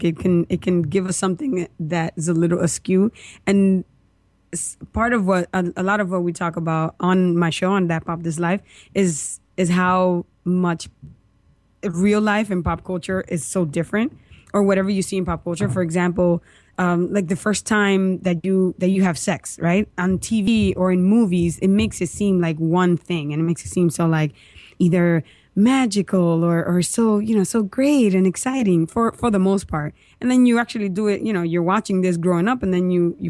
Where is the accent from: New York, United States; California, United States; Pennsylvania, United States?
New York, United States; We're from New York.